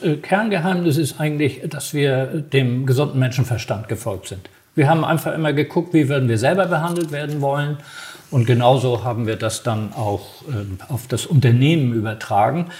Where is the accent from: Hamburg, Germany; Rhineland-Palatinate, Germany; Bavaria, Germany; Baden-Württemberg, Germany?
Hamburg, Germany; also born or lived in Düsseldorf; ich ja dann zurück nach Hamburg wollte, weil ich ja sozusagen Hamburger bin